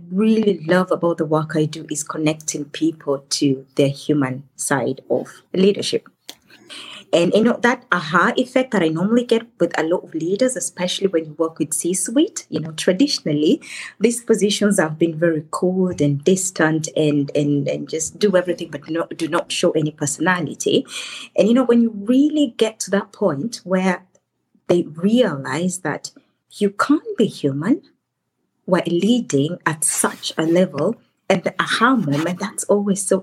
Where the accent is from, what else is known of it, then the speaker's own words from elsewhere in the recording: Kenya; moved away as an adult; now in Germany; I come originally from Kenya, and I've lived in Germany for over a decade.